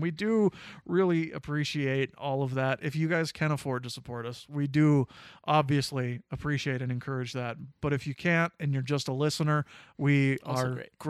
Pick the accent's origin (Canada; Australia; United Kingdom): United Kingdom; England; I'm English, so I don't really have any skin in the game